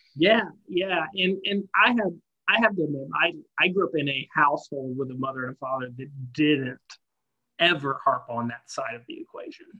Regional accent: the South, United States; I grew up in the South of, of America

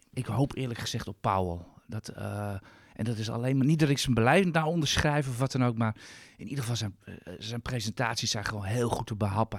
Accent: Netherlands; Als Nederlander

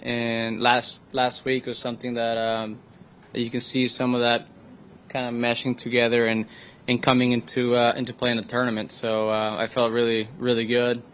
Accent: Reynosa, Tamaulipas, Mexico; moved away as an adult; now in San Antonio, United States; I'm four hours away to where I grew up in Reynosa, Mexico.

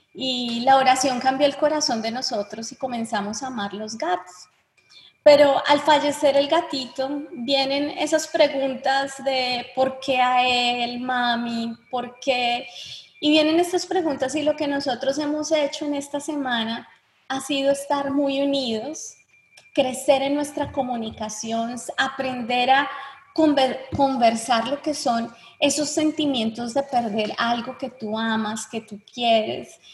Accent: Bogotá, Colombia; Yo soy bogotana, ciudad fría

